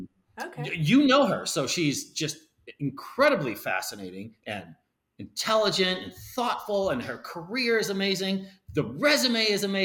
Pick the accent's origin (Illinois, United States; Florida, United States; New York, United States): Illinois, United States; Palos Heights; now in Arizona, United States; Born and raised in Chicago